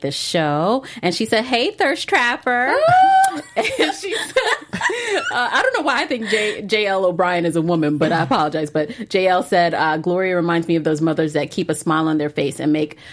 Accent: Florida, United States; I'm also an East Coast native and a Floridian. So mm. I was born in Florida and I was raised by a single mom

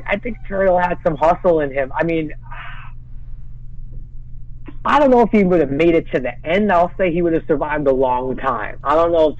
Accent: New York City, New York, United States; I grew up in Brooklyn

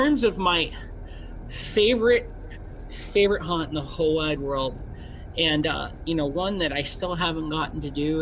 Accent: Chicago, Illinois, United States; I am from Chicago

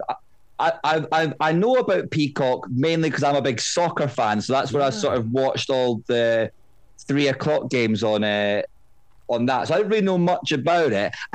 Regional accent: Scotland, United Kingdom; I'm from Scotland

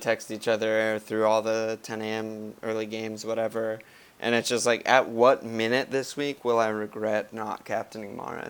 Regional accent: United States; I'm an American

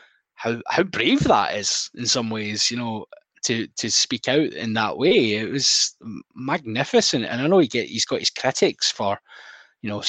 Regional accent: Glasgow, Scotland, United Kingdom; we were by some biological quirk born in a certain hospital in Greater Glasgow and Clyde

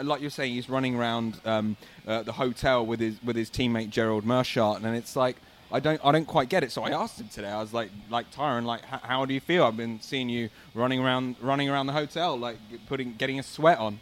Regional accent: United Kingdom; I'm British

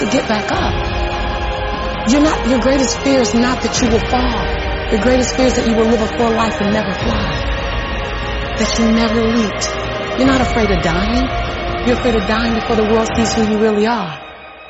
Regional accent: Los Angeles, California, United States; born and raised in South Central

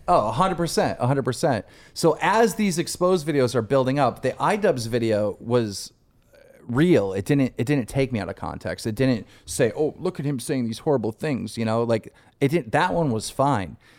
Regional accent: Buffalo, New York, United States; Asian kid from my hometown of Buffalo, New York

